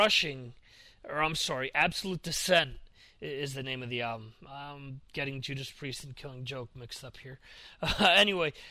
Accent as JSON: {"language": "English", "country": "United States", "moved": "yes", "lives_now": "Europe", "said": "being an American that's over here in Europe"}